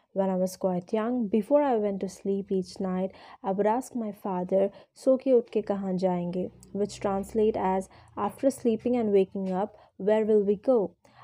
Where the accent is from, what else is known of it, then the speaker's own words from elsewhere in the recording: Jamshedpur, Jharkhand, India; born there; By the time my mother was pregnant with me, they had been posted to Bareilly, although I was born in Jamshedpur in Jharkhand. That's where my grandparents lived, and my mother had traveled there to be with them at the time of my birth.